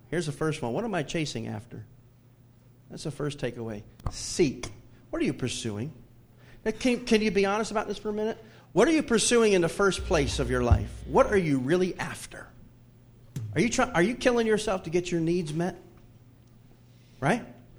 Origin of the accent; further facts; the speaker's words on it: the South, United States; even though I grew up in the Bible Belt